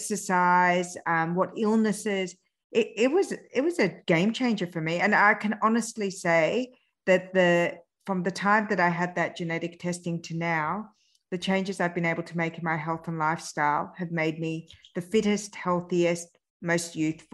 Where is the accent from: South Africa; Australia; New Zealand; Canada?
Australia; also born or lived in France; because I'd grown up in Australia were incorrect, because my genetic coding is from Iran. I'm from, you know, centuries of evolution of the Middle East. I was just I was born in France, but I was transposed to a Western